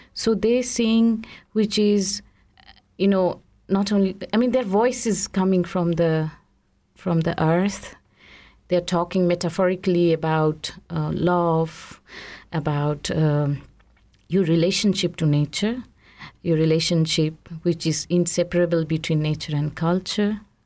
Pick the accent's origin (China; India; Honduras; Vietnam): India; now in Switzerland; I grew up in India